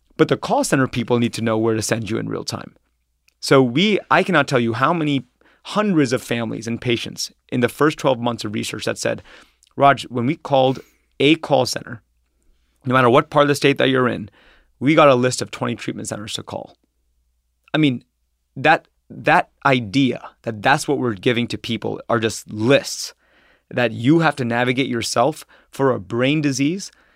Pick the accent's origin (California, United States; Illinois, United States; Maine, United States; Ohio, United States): Ohio, United States; Troy; also born or lived in New York / San Francisco; I'm from Ohio, um, and I grew up in Troy, Ohio, which is a s, which is a s, small suburb, um, outside of Dayton